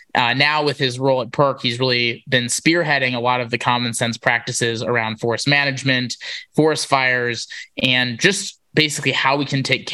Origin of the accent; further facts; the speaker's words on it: Wisconsin, United States; my home state of Wisconsin